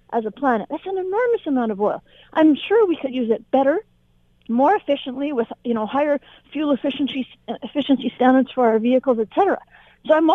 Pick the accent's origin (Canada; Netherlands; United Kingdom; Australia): Canada; we're all Canadian here